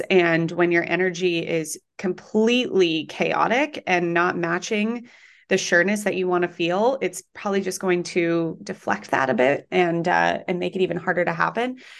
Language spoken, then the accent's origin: English; Colorado, United States; moved away as an adult; now in New York City, United States; I am from Colorado